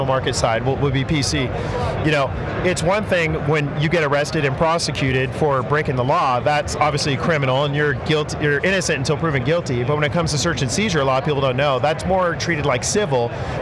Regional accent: Marin County, Northern California, United States; Marin County, where I grew up in NorCal

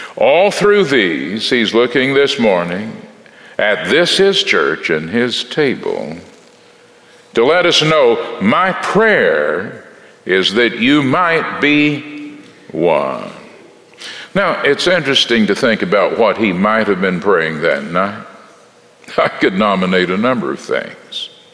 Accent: Texas, United States; I'm from Texas in the Southwest

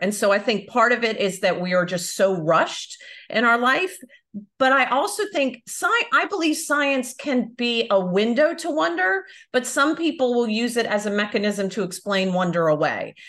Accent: United States; moved away as an adult; also born or lived in Florida / Belfast; now in Europe; I am American, but I live in Europe now

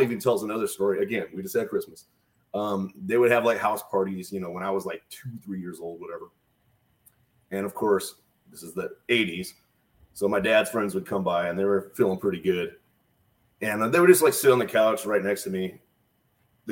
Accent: Atwater, California, United States; also born or lived in Merced, California; I was born in Merced, which is, if you go 800 feet that way, it's technically Merced from my house

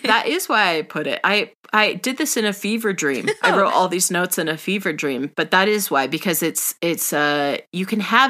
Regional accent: California, United States; as we are from California, as we grew up in California, we are California girls.

